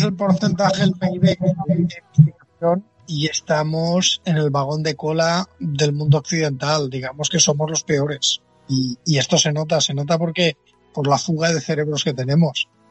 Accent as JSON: {"language": "Spanish", "town": "Dénia", "region": "Valencian Community", "country": "Spain", "said": "yo soy de Denia, está a 100 kilómetros"}